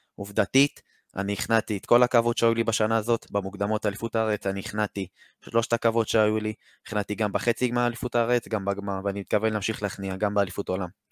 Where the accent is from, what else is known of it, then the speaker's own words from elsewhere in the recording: Haifa, Haifa District, Israel; מחיפה, אני בן 17